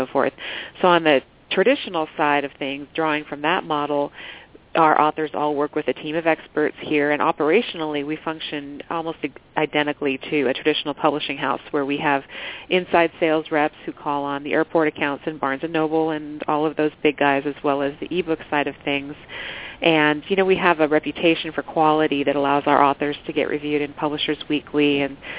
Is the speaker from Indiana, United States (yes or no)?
no; Southern California, United States; moved away as an adult; I'm originally from Southern California and grew up out there